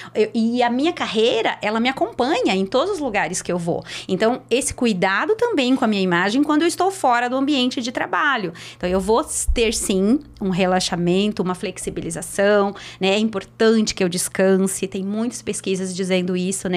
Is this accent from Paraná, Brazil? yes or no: yes; Curitiba, Paraná, Brazil; eu sou de Curitiba